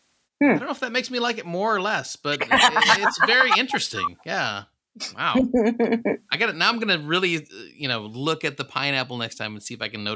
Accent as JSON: {"language": "English", "region": "Midwest", "country": "United States", "tie": "born or raised there", "also_born_or_lived": "Philippines / Missouri, United States / Nebraska, United States", "said": "Well, originally the Philippines. {S6} Right. {S3} And then most of my growing up years in the Midwest, like Missouri, Nebraska."}